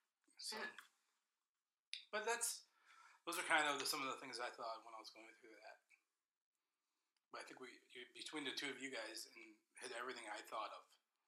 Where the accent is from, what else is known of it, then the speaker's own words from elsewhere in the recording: Alpena, Michigan, United States; oh, I'm from Alpena.